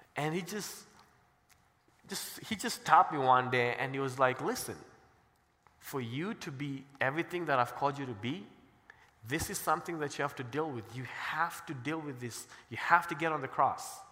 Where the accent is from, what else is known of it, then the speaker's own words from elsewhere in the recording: Kenya; also born or lived in Cincinnati; now in Colorado Springs, United States; I'm black and I'm from Kenya